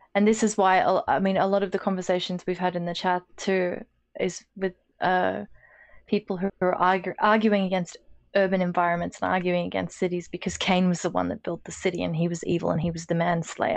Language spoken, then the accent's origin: English; Australia